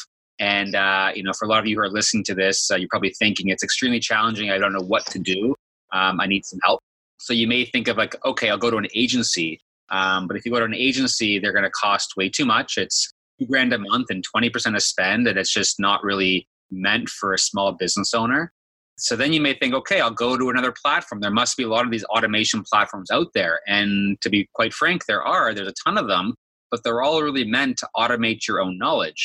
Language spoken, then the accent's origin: English; Thornhill, Ontario, Canada; I was born and raised in Toronto, Canada, actually a suburb of Toronto, Thornhill.